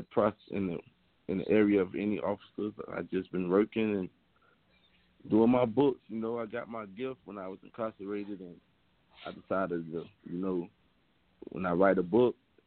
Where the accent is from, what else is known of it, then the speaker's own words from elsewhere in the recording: Miami, Florida, United States; I'm from Overtown, Miami, which is like one of the most like poorest neighborhoods in the city of Miami